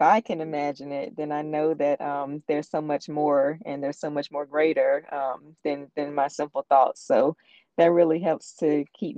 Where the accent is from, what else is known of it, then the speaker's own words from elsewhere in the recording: Warren County, North Carolina, United States; now in Granville County, United States; I'm originally from Warren County